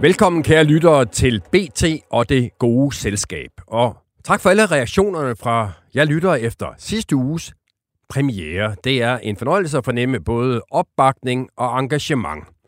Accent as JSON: {"language": "Danish", "town": "Aarhus", "region": "Central Denmark Region", "country": "Denmark", "said": "Jeg kommer fra Aarhus"}